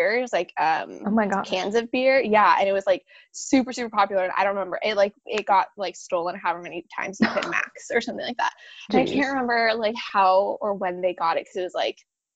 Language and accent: English; Bay Area, California, United States; moved away; I grew up in the Bay Area